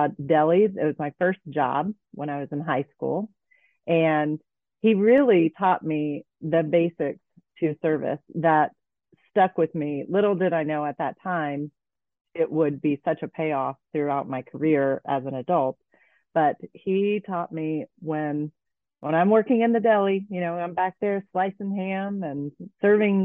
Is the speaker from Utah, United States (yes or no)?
no; Kokomo, Indiana, United States; also born or lived in Vail, Colorado; I grew up in a manufacturing town called Kokomo